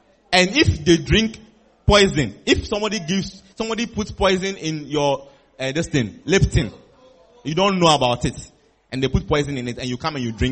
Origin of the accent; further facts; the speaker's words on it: Volta, Ghana; now in Kumasi, Ghana; I am an Ewe. I come from the Wota region